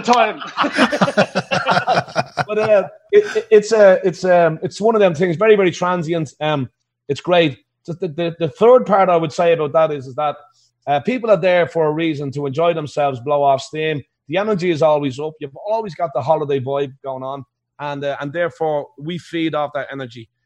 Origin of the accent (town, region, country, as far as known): Ireland; accent: Irish; now in Las Vegas, United States